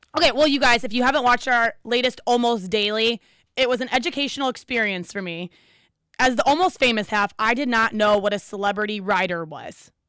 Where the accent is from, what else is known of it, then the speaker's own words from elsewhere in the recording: Ohio, United States; I'm from Ohio